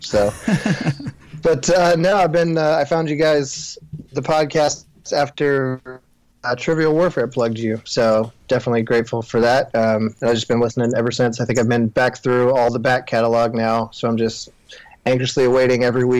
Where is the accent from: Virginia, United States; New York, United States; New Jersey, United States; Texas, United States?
Texas, United States; Watauga; I'm from Watauga, Texas, which is out near Fort Worth.